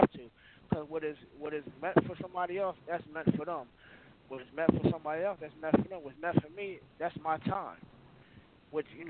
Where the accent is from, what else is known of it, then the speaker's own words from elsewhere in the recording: New Jersey, United States; I'm from Jersey